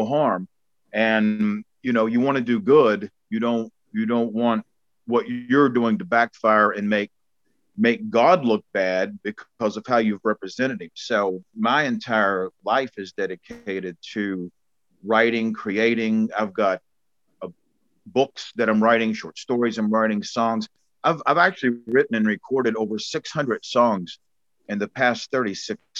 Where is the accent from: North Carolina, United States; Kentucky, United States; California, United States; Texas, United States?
Kentucky, United States; Bullitt County; moved away as an adult; now in New Zealand; I come from Bullock County, Kentucky, and it's Redneckville, you know, four-wheel drive trucks, Confederate flags, shotguns, deers on hoods. You know, that's the neighborhood I grew up